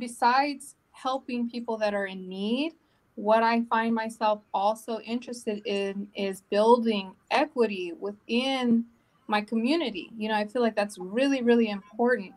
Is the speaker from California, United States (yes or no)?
yes; Long Beach, California, United States; I'm from Long Beach. I'm raising my children from Long Beach